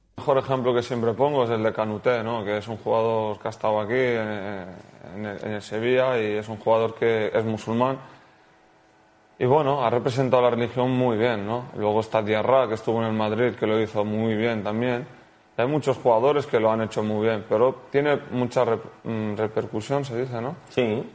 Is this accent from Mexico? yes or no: no; Morocco; also born or lived in Tetouan; now in Spain; yo como soy un marroquí musulmán que estoy en España jugando al fútbol